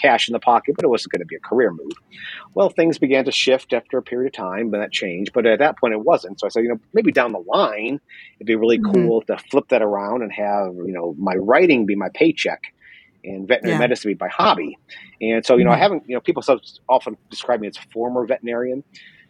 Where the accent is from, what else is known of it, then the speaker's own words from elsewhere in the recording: St. Louis, Missouri, United States; moved away as an adult; also born or lived in Sacramento; I grew up in St. Louis.